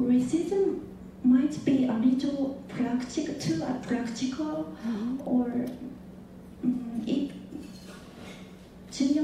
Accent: Japan; moved away; I am a student here and I'm from Japan.

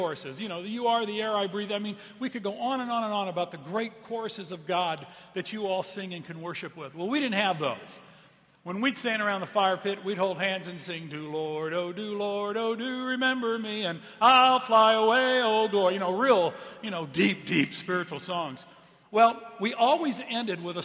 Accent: Southern California, United States; moved away; I'm from Southern California

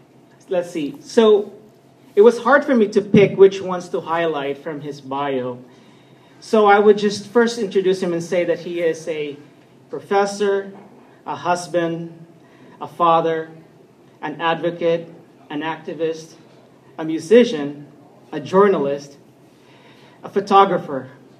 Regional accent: Philippines; Thank God I'm Filipino.

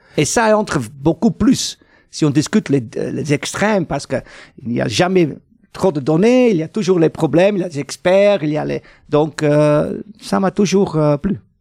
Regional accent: Flanders, Belgium; chez nous en Flandre

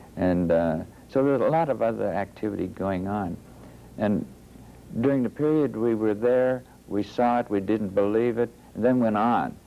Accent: Youngstown, Ohio, United States; born or raised there

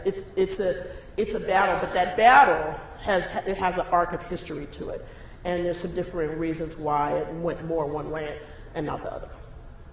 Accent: Texas, United States; moved away; I grew up in Texas

